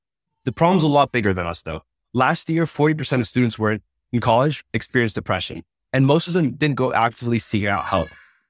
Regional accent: Thailand; English is a second language; also born or lived in Uzbekistan; I grew up in Thailand and Uzbekistan and didn't have access to traditional therapy and traditional resources.

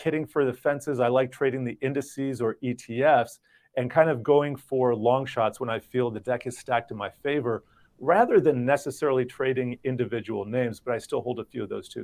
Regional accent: Miami, Florida, United States; I grew up in Miami

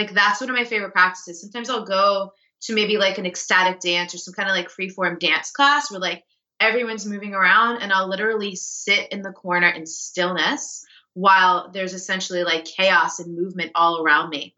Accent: New York, United States; I'm a New Yorker, like, I'm a fast paced East Coast type of person.

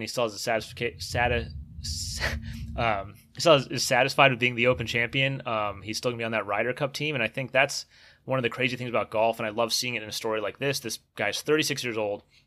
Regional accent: California, United States; moved away as an adult; also born or lived in Florida; I grew up in California

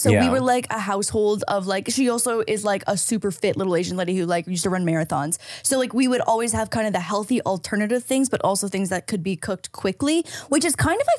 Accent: Between Niagara Falls and Toronto, Ontario, Canada; moved away; No, I'm Canadian. Oh, where in Canada? Between Niagara Falls and Toronto.

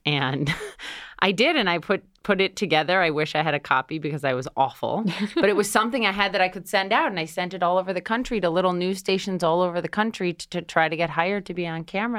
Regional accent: Minnesota, United States; moved away as an adult; now in New York City, United States; I grew up in Minnesota, went to Columbia University where my dad went here in New York City

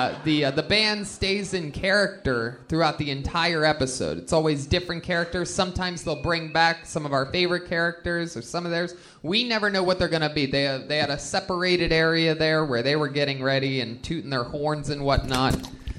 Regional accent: Ohio, United States; I mean, no, I'm from Ohio, where they have great athletes.

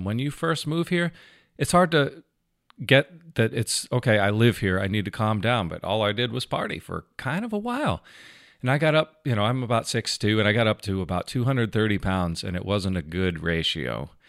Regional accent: Wellington, Florida, United States; also born or lived in Fort Lauderdale; I'm from Wellington, Florida in Palm Beach County, originally born in Fort Lauderdale.

